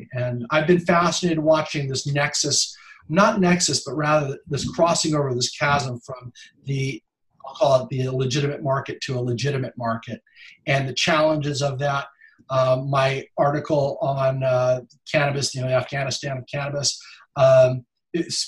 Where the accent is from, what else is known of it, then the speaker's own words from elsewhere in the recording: Monterey County, Big Sur, California, United States; I grew up in Monterey County, Big Sur area